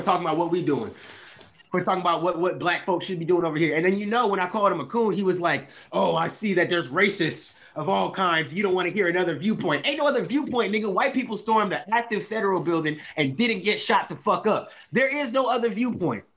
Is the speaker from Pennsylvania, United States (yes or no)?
yes; Philadelphia, Pennsylvania, United States; I grew up you know in Philly